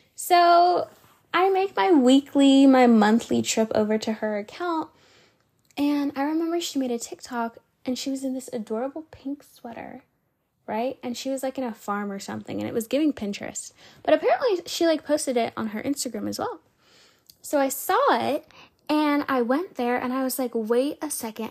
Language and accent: English; Georgia, United States; I was from Georgia